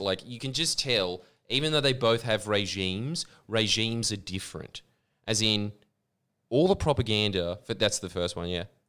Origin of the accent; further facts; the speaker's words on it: Pakistan; moved away; my home country